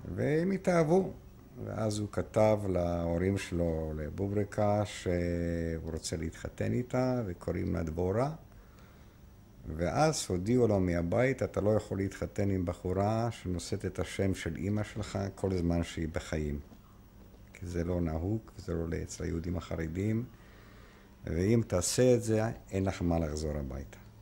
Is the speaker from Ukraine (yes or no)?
yes; Lviv, Lviv Oblast, Ukraine; Hebrew is a second language; moved away as an adult; also born or lived in Haifa, Israel; now in Israel; מוצאי מפולין, נולדתי בפולין בעיר לבוף שהיום אוקראינה, אז הייתה פולין